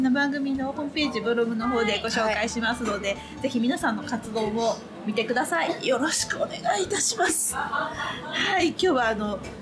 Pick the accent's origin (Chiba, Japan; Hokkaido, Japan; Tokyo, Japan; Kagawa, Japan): Chiba, Japan; 私の地元、千葉